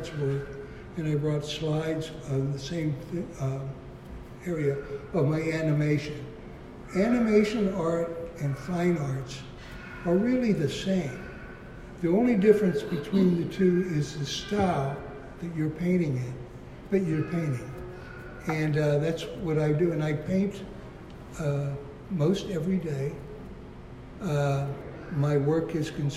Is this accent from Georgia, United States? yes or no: no; Pittsburgh, Pennsylvania, United States; moved away as an adult; also born or lived in California; I was born and raised in Pittsburgh, Pennsylvania